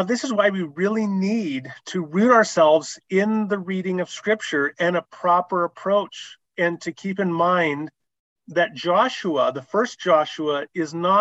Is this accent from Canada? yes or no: yes; Canada; I'm a Canadian.